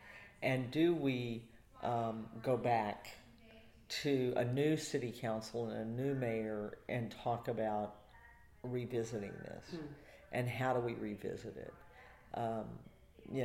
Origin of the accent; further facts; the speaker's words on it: Houston, Texas, United States; I was born in Herman Hospital